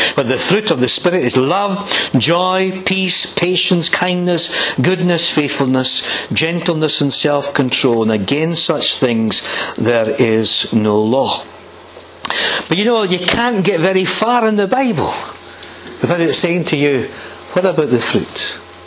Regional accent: Blackridge, Scotland, United Kingdom; I was brought up in Blackridge Village, village about 2,000 people

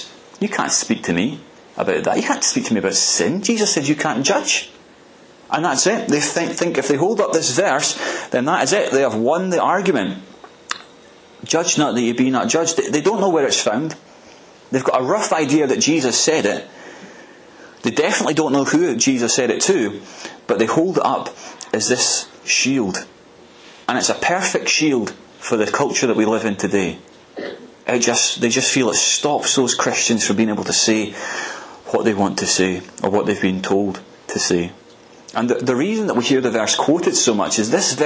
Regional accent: Arbroath, Scotland, United Kingdom; my earliest memories of youth fellowship growing up in Arbroath

